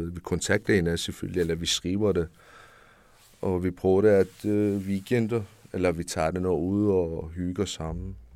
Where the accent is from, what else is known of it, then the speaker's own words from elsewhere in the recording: Capital Region of Denmark, Denmark; Det kommer sig selv, jeg siger, jeg er fra Nordsjælland, fra den by.